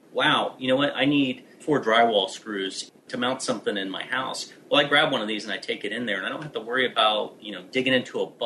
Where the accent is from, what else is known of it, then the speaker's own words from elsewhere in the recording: United States; I'm American